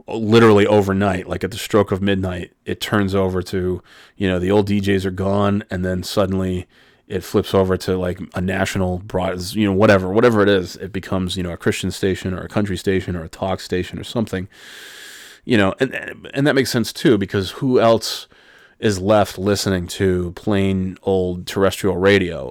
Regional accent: Albany, New York, United States; growing up in Albany

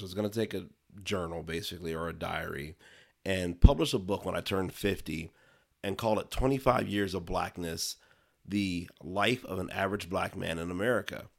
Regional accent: Ohio, United States; now in Arizona, United States; Ohio, grew up there, raised and eventually moved out to the Southwest. So currently living in Arizona

